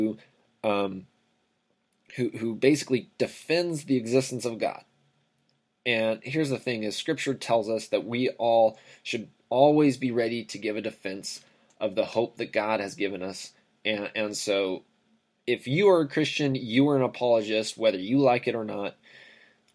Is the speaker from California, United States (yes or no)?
yes; Riverside, California, United States; I grew up in Southern California, city of Riverside, California